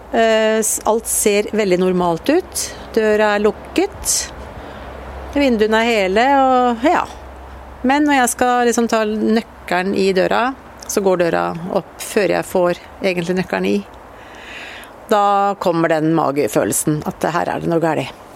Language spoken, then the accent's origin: Norwegian; Ørje, Østfold, Norway; Vi flytta hit opp da jeg var ti år